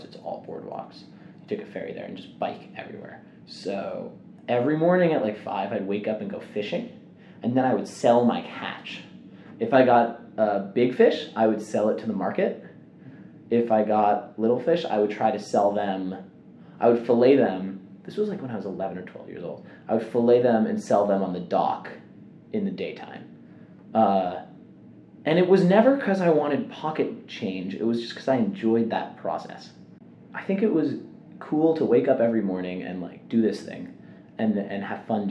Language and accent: English; New York City, New York, United States; moved away as an adult; now in Evanston, United States; Growing up in New York is, it's just a pressure cooker environment